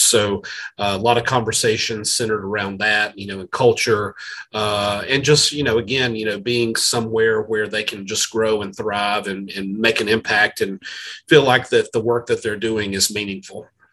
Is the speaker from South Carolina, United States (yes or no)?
yes; South Carolina, United States; I'm from South Carolina